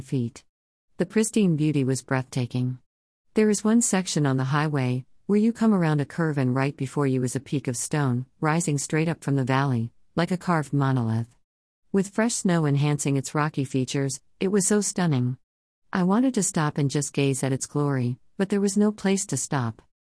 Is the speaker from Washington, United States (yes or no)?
yes; Whidbey Island, Washington, United States; I was fortunate to be born in Washington State. I grew up on Whidbey Island